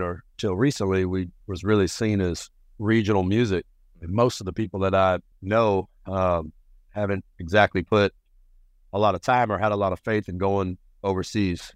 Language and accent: English; Dallas, Texas, United States; also born or lived in Rio Grande Valley, Texas / New Orleans, Louisiana / New York City / Paris, France; I was born in South Texas, Rio Grande Valley. pretty isolated region, but my mama moved us up to Dallas when I was a kid, and I split time between Dallas there with my mama and then down in New Orleans with my uncle